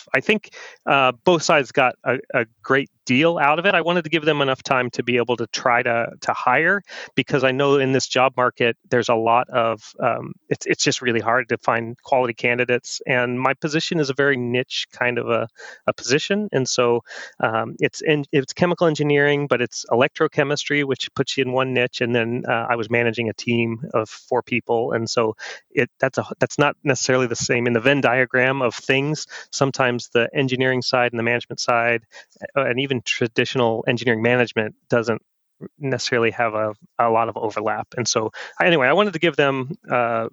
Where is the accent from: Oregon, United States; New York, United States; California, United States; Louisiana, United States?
Oregon, United States; we're from Oregon.